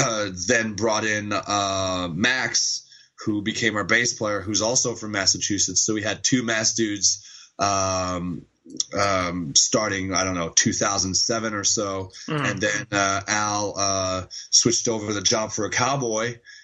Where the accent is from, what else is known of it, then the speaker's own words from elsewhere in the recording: Montreal, Quebec, Canada; Well, Montreal mostly or around Montreal, but yes, we are all French Canadians from Montreal.